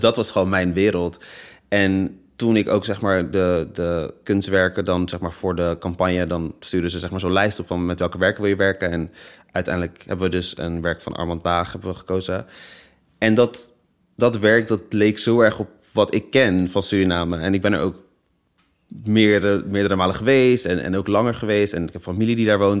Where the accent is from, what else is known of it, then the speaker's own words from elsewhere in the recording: Netherlands; Ik ben geboren in Nederland, ik spreek Nederlands